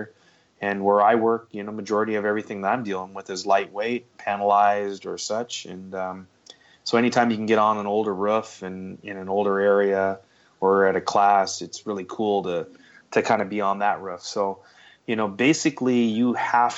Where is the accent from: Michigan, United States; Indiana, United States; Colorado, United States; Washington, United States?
Washington, United States; Seattle; Growing up in Seattle all my life